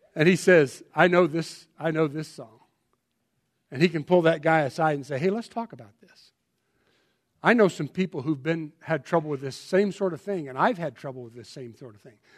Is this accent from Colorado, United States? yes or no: yes; Colorado, United States; I'm from Colorado